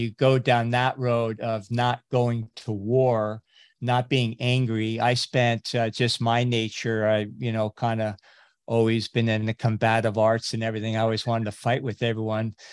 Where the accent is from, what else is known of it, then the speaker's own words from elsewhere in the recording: California, United States; also born or lived in Fiji; I grew up in California.